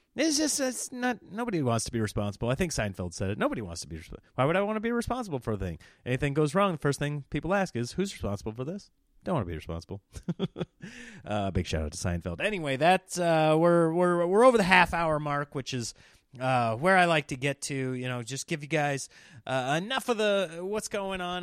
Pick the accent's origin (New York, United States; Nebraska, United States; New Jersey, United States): Nebraska, United States; now in California, United States; growing up in Nebraska